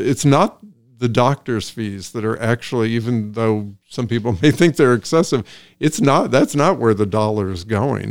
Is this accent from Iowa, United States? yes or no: yes; Iowa, United States; also born or lived in Des Moines, Iowa / Sioux City, Iowa; now in Woodstock; I grew up in Iowa. I grew up in Des Moines, Iowa, Sioux City, Iowa